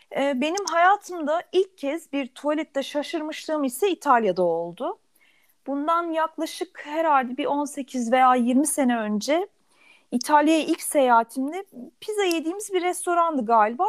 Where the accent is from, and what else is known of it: Turkey; born or raised there; also born or lived in Germany